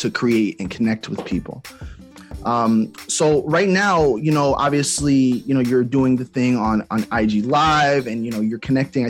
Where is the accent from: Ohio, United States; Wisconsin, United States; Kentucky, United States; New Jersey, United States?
New Jersey, United States; East Orange; I'm from Jersey as well. I'm from East Orange.